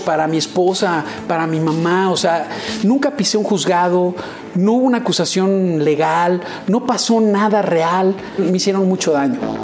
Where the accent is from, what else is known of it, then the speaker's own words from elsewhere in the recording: Mexico City, Mexico; also born or lived in Mérida, Yucatán; En la, en la unidad de Copilco Universidad, que era, que era ahí en, frente eh, enfrente de Ciudad Universitaria. Ajá siempre fui como sureño